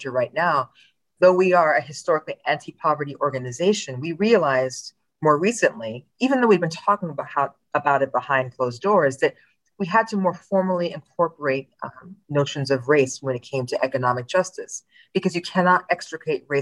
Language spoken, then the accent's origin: English; Princeton Junction, New Jersey, United States; I grew up in New Jersey.